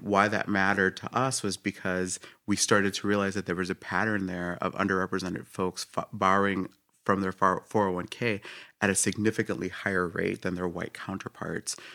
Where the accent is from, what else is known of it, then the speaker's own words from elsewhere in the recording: Puerto Rico; moved away; I was born in Puerto Rico, came out here